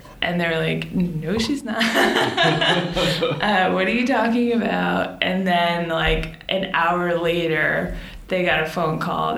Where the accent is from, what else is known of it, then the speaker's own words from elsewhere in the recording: Boston, Massachusetts, United States; born there; also born or lived in Florida; I was born in Boston and then moved to Florida and then back to Boston and then here.